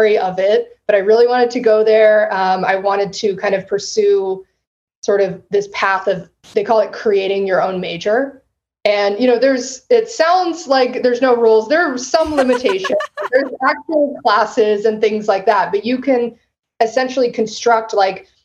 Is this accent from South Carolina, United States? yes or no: no; San Antonio, Texas, United States; also born or lived in Western Massachusetts / Austin, Texas; I grew up in San Antonio